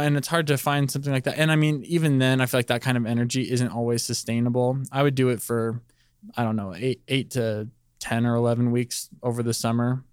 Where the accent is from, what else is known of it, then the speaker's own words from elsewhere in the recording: Palmdale, California, United States; moved away as an adult; also born or lived in Northridge, California; I'm from Palmdale, California. Uh, it's L A County.